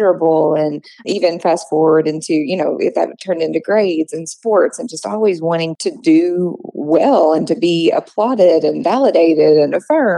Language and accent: English; Kentucky, United States; I'm born and raised in Kentucky